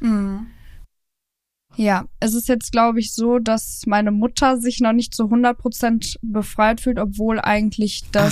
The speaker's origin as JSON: {"language": "German", "town": "Cologne", "region": "North Rhine-Westphalia", "country": "Germany", "also_born_or_lived": "Hürth", "moved": "yes", "said": "Wir kommen ja ursprünglich aus Köln bzw. Hürth."}